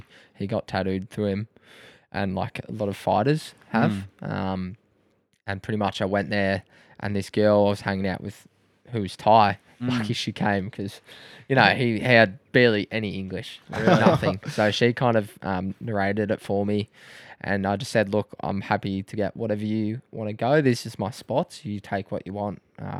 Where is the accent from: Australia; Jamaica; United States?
Australia; Croydon Hills, Victoria; Yeah, so I was like Croydon Hills.